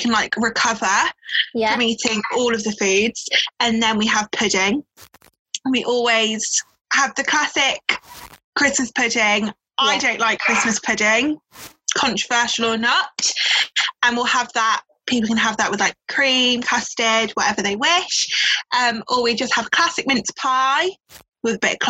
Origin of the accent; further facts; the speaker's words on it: Devon, South West England, United Kingdom; I'm from Devon